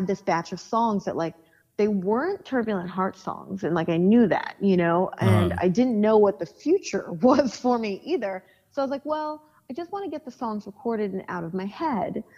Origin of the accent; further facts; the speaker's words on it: Long Beach, California, United States; also born or lived in Los Angeles; I hadn't lived in the city of Long Beach for, like, well over 10 years, you know, but that is where I grew up.